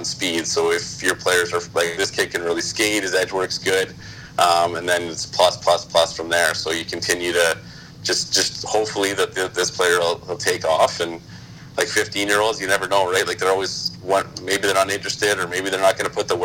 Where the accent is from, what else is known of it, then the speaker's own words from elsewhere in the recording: Sault Ste. Marie, Ontario, Canada; now in Ottawa, Canada; I grew up in Sault Ste. Marie